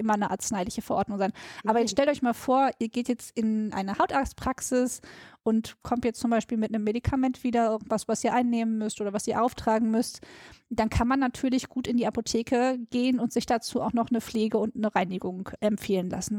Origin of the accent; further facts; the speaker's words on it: Ruhr area, North Rhine-Westphalia, Germany; ich komme ja aus dem Ruhrpott